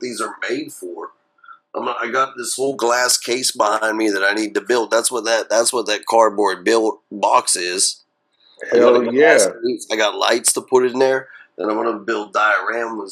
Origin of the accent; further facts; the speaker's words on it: Blairsville, Pennsylvania, United States; moved away; also born or lived in Philadelphia / Brooklyn; my hometown of Blairsville.